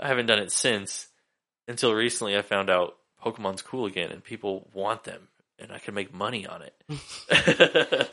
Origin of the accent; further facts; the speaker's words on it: Sacramento, California, United States; moved away; I grew up in Sacramento